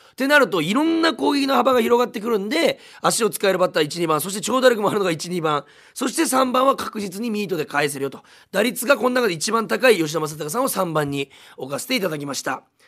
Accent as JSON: {"language": "Japanese", "town": "Munakata", "region": "Fukuoka", "country": "Japan", "tie": "born or raised there", "said": "私、えー、新た宗像市出身なんですけども"}